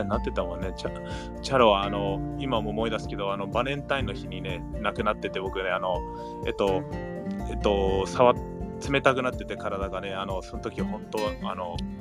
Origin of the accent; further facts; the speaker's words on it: Gardena, California, United States; 日本語学校の帰りによく行ってたタコベルがあったはず